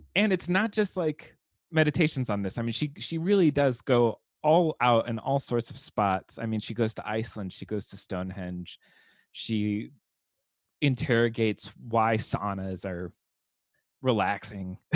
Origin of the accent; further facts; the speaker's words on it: Southern California, United States; growing up in Southern California, with an 85 degree Christmas